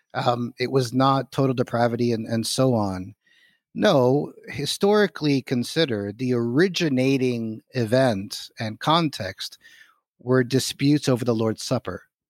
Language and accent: English; Miami, Florida, United States; moved away as an adult; also born or lived in Philadelphia / Edinburgh / Orlando / Cambridge; I grew up in Southwest Dade County in Miami, Florida, Cuban father, American mother